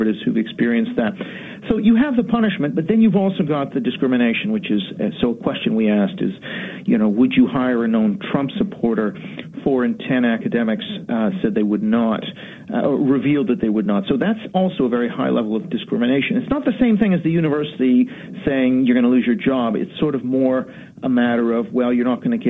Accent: Canada; now in London, United Kingdom; I'm Canadian, though, so I'm sorry to disappoint you with the accent

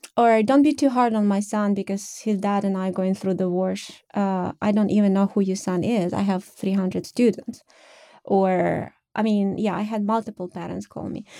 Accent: Ukraine; moved away as an adult; now in United States; I was born in the Soviet Union, I guess, uh, Ukraine, which was one of the fifteen republics

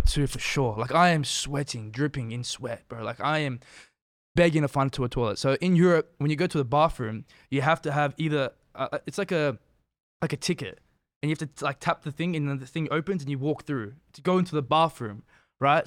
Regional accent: Australia; now in Canada; I'm from Australia

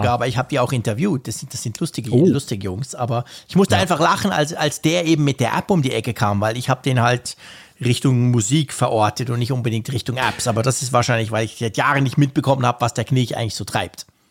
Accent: Switzerland; als Schweizer

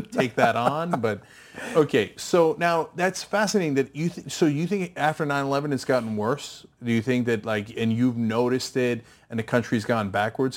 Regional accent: New Jersey, United States; also born or lived in Turkey; I grew up in New Jersey

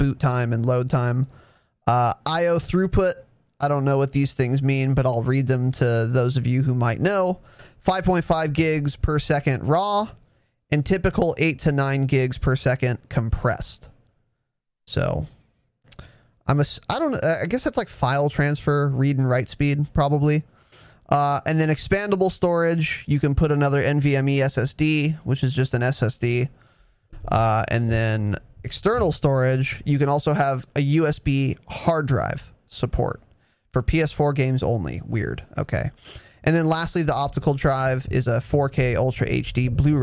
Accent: United States; I'm American

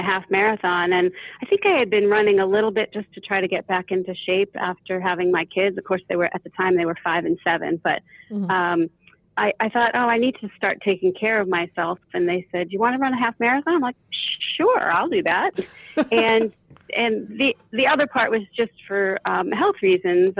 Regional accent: outside of Boston, Massachusetts, United States; I grew up outside of Boston

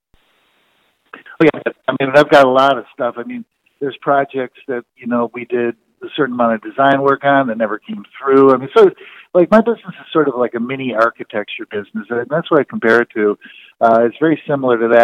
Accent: Detroit, Michigan, United States; moved away as an adult; also born or lived in Kalamazoo, Michigan; now in Chicago, United States; I grew up in Detroit

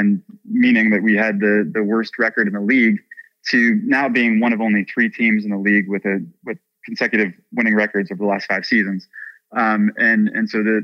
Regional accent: Chicago, Illinois, United States; moved away as an adult; now in Nashville, United States; growing up in Chicago

